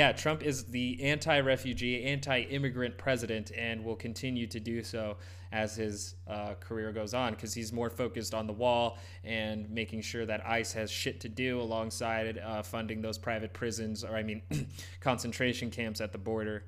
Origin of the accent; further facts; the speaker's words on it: United States; I'm brown. I'm an American mutt